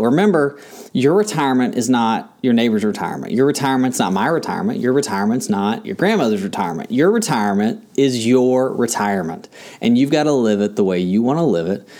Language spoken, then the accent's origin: English; Kentucky, United States; now in Tampa, United States; where I grew up in Kentucky